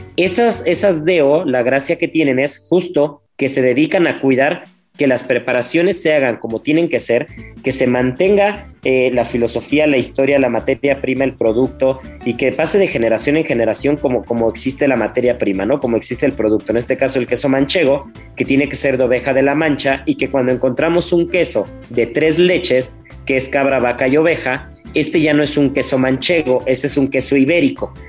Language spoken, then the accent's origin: Spanish; Mexico; en México